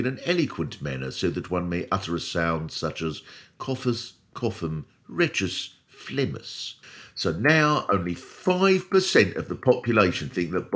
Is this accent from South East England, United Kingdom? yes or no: yes; Swanley, South East England, United Kingdom; I come from Swanley in Kent